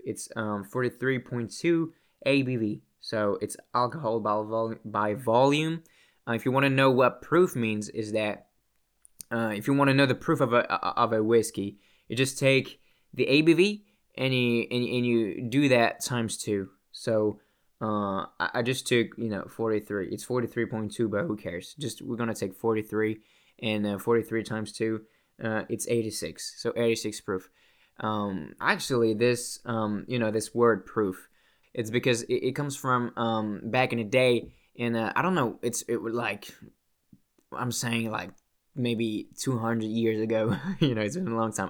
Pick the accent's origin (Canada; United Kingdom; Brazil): Canada; I'm Canadian